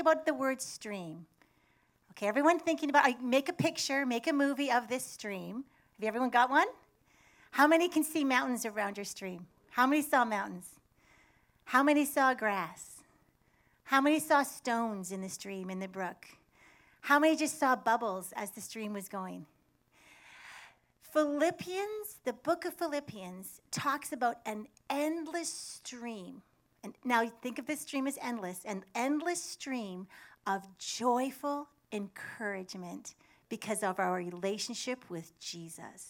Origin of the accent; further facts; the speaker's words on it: Canada; now in United States; I'm from Canada. I love my country.